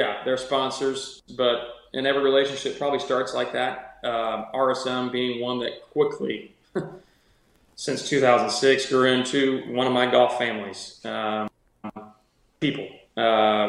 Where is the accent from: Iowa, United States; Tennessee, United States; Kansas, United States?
Iowa, United States; Cedar Rapids; my hometown, Cedar Rapids